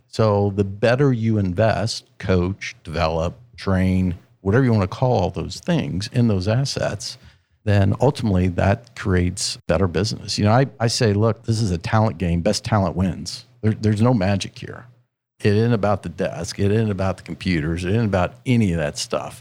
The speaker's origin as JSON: {"language": "English", "region": "Central Ohio", "country": "United States", "tie": "born or raised there", "said": "born and raised in Central Ohio"}